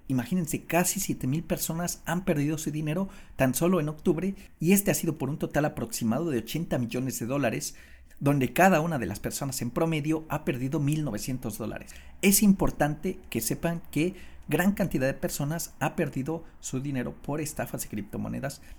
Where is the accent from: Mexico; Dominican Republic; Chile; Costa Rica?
Mexico; moved away as an adult; por ahí del 2015 yo salí de mi país, que yo soy de México